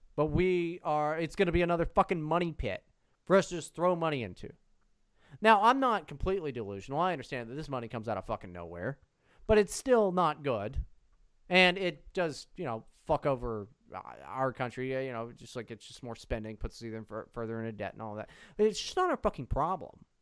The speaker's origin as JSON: {"language": "English", "country": "United States", "said": "I'm an American."}